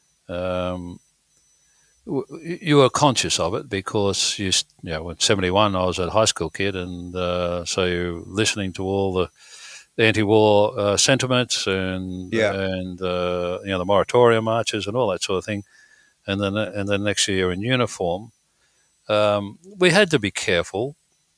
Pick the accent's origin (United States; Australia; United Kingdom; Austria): Australia; Wollongong, New South Wales; we grew up in the Illawarra, Wollongong way